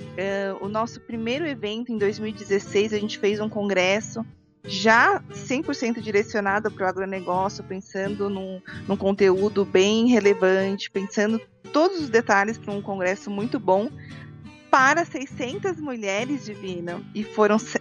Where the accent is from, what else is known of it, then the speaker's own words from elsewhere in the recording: São Paulo, Brazil; sou paulistana aqui da capital de São Paulo, né? É. São Paulo mesmo